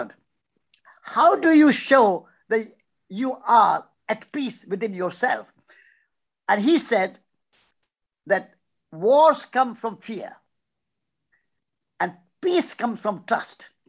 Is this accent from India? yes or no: yes; India; moved away; We are walking from India